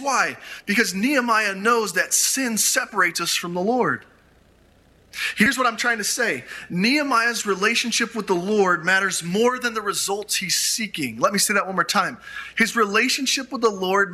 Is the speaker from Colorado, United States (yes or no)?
yes; Grand Junction, Colorado, United States; my hometown of Grand Junction